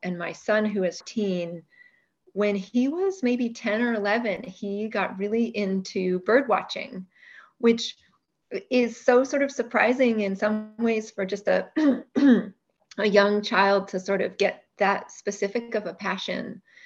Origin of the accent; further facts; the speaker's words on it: Bay Area, California, United States; I grew up in the Bay Area in California